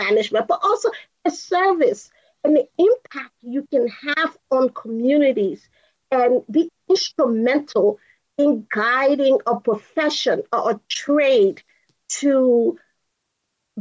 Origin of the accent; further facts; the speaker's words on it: Liberia; moved away as an adult; also born or lived in Kansas, United States; now in United States; I'm originally from Liberia, West Africa. So I am an immigrant who came to go to the University of Kansas.